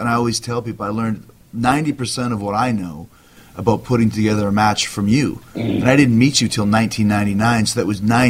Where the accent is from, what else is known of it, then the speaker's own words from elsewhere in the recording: Canada; like growing up in Canada, we didn't really experience